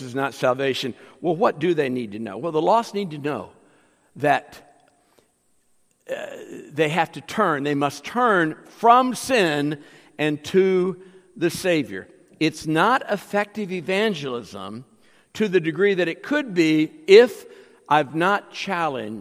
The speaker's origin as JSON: {"language": "English", "country": "United States", "said": "I'm an American"}